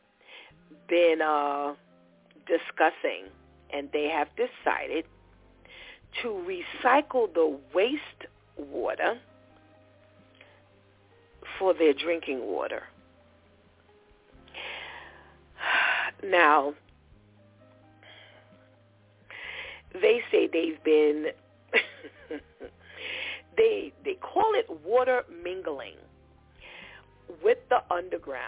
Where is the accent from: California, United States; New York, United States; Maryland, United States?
New York, United States; we come from New York